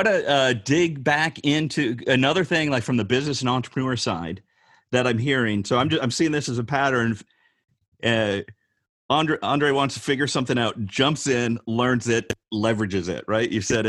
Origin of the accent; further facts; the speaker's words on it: Rockford, Illinois, United States; so I grew up in Rockford, Illinois. So kind of, you know, failing factory town, right?